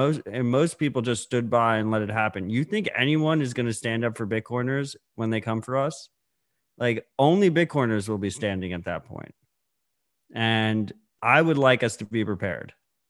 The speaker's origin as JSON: {"language": "English", "country": "United States", "said": "My American bias is showing"}